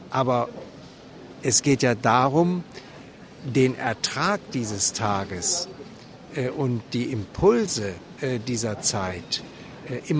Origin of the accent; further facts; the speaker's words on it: West Germany, Germany; moved away as an adult; now in Leipzig, Germany; Ich lebe erst seit 1992 in Leipzig. Ähm, ich komme aus Westdeutschland und ähm, wurde dann 92 hier in der Thomaskirche Pfarrer.